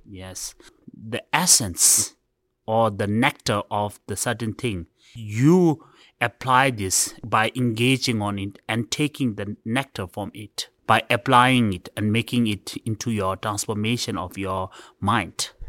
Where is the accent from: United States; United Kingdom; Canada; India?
India; I was born in India. My father came from Tibet, and my mother was born in, uh, exile.